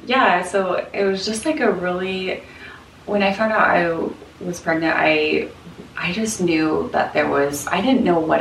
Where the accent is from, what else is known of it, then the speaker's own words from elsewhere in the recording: Salt Lake City, Utah, United States; moved away as an adult; now in Portland, United States; I grew up in Salt Lake, and then I moved to Portland very purposely.